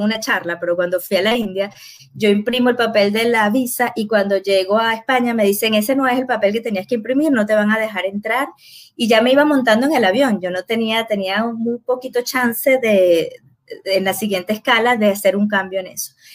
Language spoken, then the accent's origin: Spanish; Venezuela